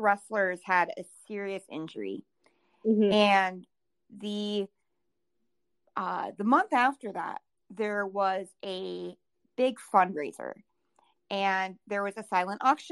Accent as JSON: {"language": "English", "region": "Southwest Minnesota", "country": "United States", "tie": "born or raised there", "moved": "as an adult", "lives_now": "South Dakota, United States", "said": "I am born and raised in Southwest Minnesota."}